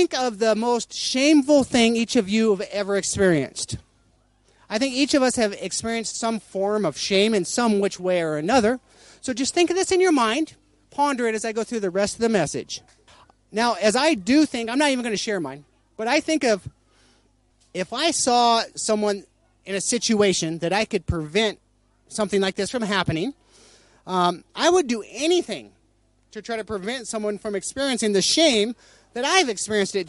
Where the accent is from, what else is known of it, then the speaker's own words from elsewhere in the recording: United States; I'm American